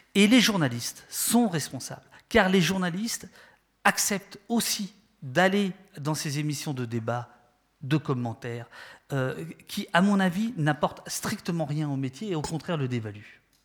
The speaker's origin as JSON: {"language": "French", "country": "France", "accent": "French", "said": "vous l'entendez à mon accent, euh, je suis désolé, français"}